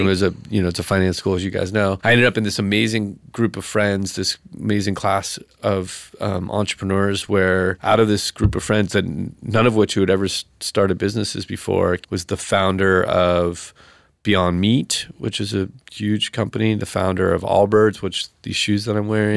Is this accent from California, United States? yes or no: yes; Laguna Beach, California, United States; I'm from Laguna Beach